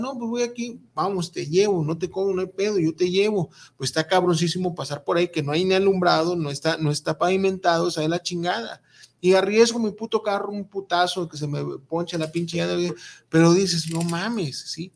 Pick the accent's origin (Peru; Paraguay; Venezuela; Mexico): Mexico; somos mexicanos